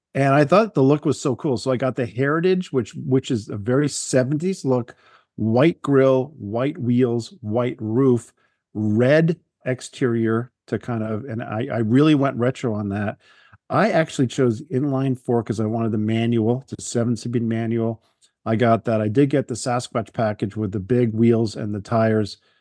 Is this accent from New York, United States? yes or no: yes; Long Island, New York, United States; I grew up on Long Island